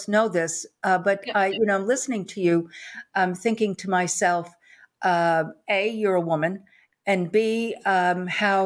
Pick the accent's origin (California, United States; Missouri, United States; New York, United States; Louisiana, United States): New York, United States; also born or lived in Texas; now in Austin, United States; I am from New York. So I'm a New York girl, deep in the heart of Texas here